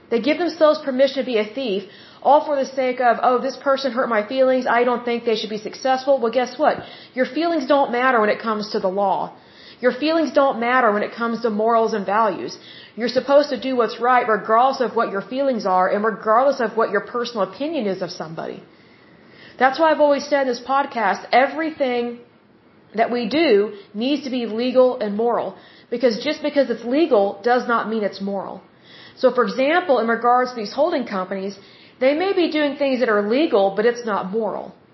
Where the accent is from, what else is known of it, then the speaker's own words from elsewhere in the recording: Oklahoma, United States; I love my home state of Oklahoma